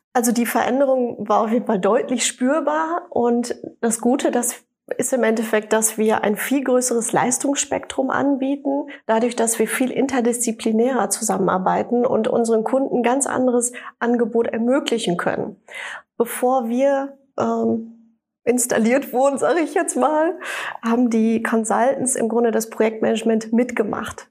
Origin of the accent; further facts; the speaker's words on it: Sauerland, Siegerland, North Rhine-Westphalia, Germany; moved away; also born or lived in Düsseldorf; Also ich komme ja aus der Region Sauerland, Siegerland und äh, bin nach langer Zeit Düsseldorf zurückgekommen